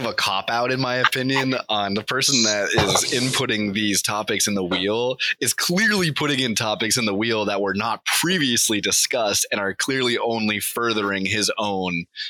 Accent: Connecticut, United States; I grew up in Connecticut and I never had training wheels.

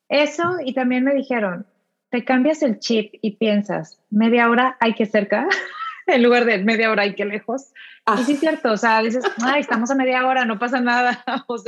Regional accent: San Pedro Garza García, Nuevo León, Mexico; now in Houston, United States; Sabes que a mí cuando recién llegué aquí a Houston, que, o sea, para mí fue shock porque llegué de Garza García

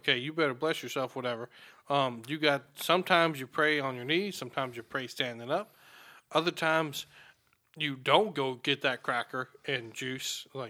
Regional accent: Alabama, United States; But then I'm from Alabama

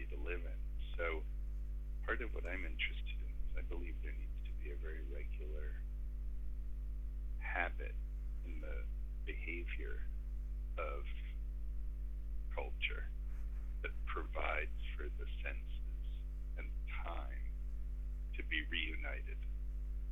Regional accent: Connecticut, United States; also born or lived in Israel; I came here when, you know, I was four, and grew up mostly in Connecticut outside of New York

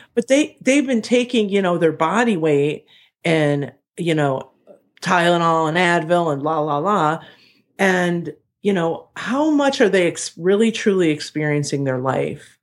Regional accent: Ohio, United States; now in Chicago, United States; I'm from Ohio

